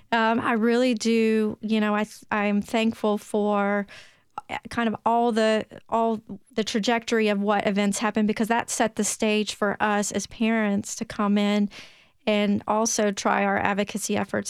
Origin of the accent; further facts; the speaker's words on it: Williamson County, Tennessee, United States; accent: Tennessee twang; also born or lived in Memphis, Tennessee; now in Nashville, United States; I was born and raised in Tennessee.